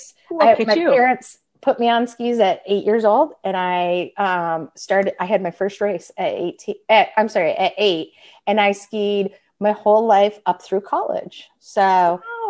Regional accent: Michigan, United States; I'm from Michigan. I grew up in Michigan, not quite as north as you

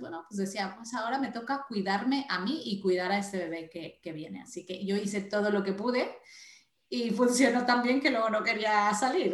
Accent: Mexico; moved away as an adult; now in Spain; yo soy mexicana, nací en México

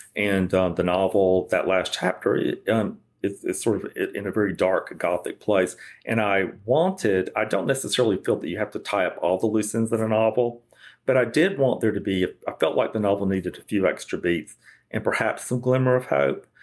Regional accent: South Georgia, United States; growing up in South Georgia

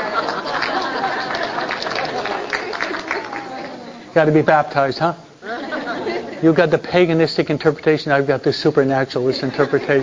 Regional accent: New York, United States; I'm a New Yorker

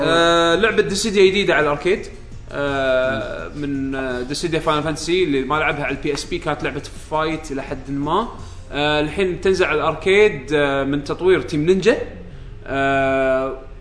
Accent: Kuwait; عندنا بالكويت

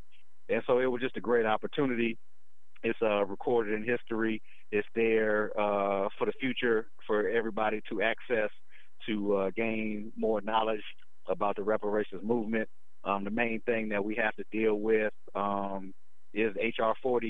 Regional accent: Washington, D.C., District of Columbia, United States; I grew up in the Washington, D.C. area

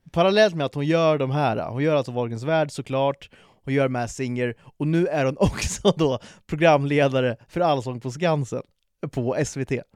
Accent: Sweden; vi är födda i det här landet.

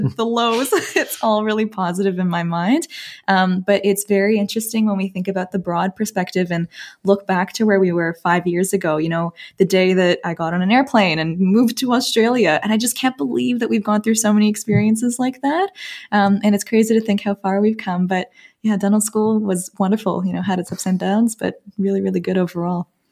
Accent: Toronto, Ontario, Canada; moved away; you can probably tell from my accent, but I'm from Canada, uh, born and raised in Toronto

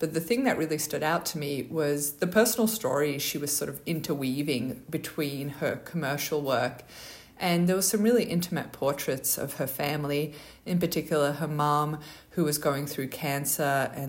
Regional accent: Australia; You know, our names, obviously, our Polish background. I grew up in Australia, she grew up in America.

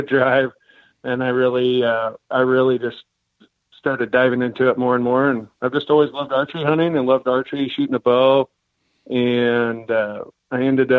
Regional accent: Klamath Falls, Oregon, United States; I grew up in Klamath Falls, Oregon

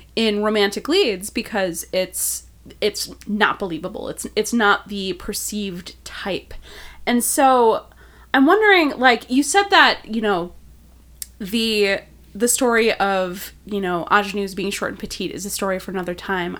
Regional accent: Milwaukee, Wisconsin, United States; now in Chicago, United States; I'm from Milwaukee

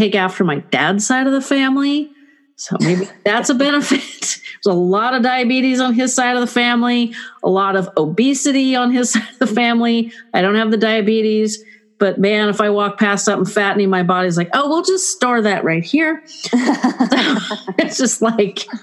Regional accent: California, United States; I'm typical Californian

